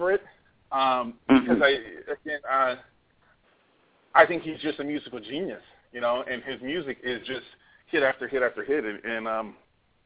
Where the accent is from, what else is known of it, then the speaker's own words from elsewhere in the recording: Hawaii, United States; I grew up in Hawaii next to Aloha Stadium